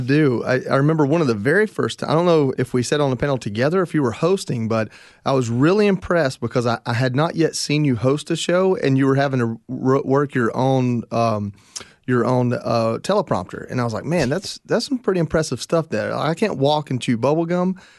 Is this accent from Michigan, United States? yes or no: no; Northwest Georgia, United States; I grew up in Northwest Georgia